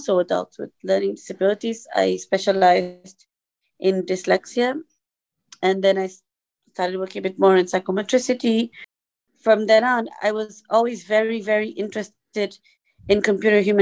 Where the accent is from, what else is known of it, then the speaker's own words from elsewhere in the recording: Portugal; I am from Portugal